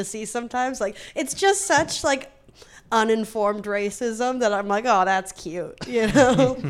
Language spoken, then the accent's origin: English; Canada; moved away; my hometown back in Canada.